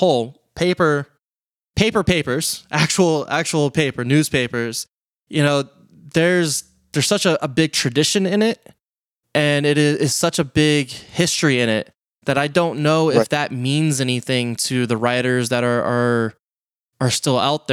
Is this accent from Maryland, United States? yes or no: yes; St. Mary's County, Maryland, United States; now in La Plata, United States; so I live in La Plata now, and every time I go back down to St. Mary's